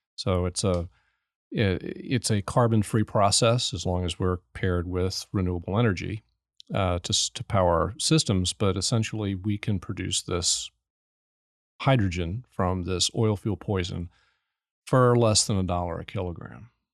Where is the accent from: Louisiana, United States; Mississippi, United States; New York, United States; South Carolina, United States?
Louisiana, United States; New Orleans; also born or lived in New Jersey; I'm from New Orleans